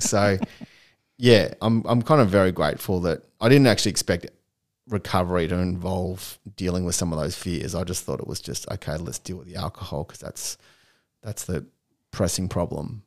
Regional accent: Melbourne, Victoria, Australia; also born or lived in Chicago; I was born in Chicago and – I came here when I was three years old, hence why I don't have a US accent. Um, and yeah, I grew up in Melbourne

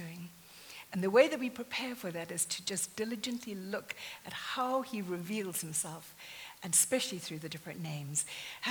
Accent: near Jeffreys Bay, Eastern Cape, South Africa; moved away; I grew up in South Africa, very near to Jeffreys Bay

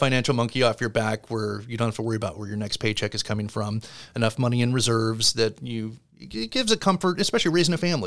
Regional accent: Southern California, United States; also born or lived in Connecticut; now in Florida, United States; I growing up in Southern California, Spanish was mandatory

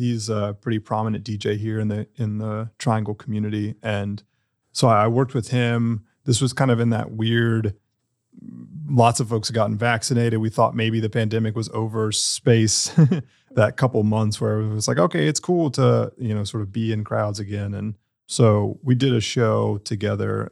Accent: Durham, North Carolina, United States; I was born and raised here. I didn't go off anywhere

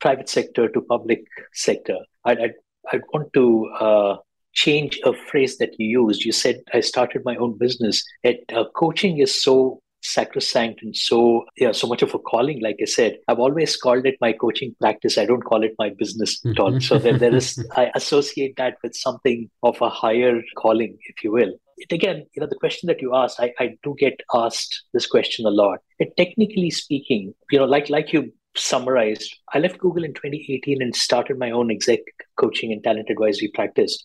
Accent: Bangalore, Karnataka, India; moved away as an adult; now in Singapore; I'm originally from Bangalore and Singapore's home for 14 years now

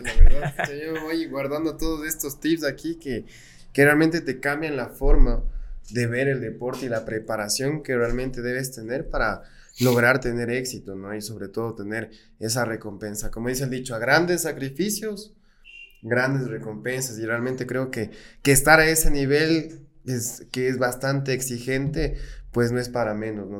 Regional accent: Ecuador; para quienes somos ecuatorianos y tenemos aquí en el pecho al Ecuador

